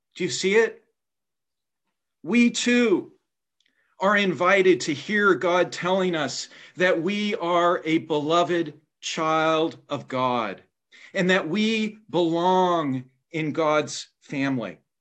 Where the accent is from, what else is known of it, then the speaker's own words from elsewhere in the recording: Indiana, United States; my home state of Indiana